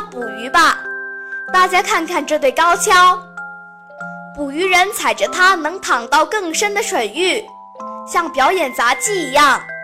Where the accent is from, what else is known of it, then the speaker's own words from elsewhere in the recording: Nanning, Guangxi, China; 我是来自绿城南宁的壮族小阿妹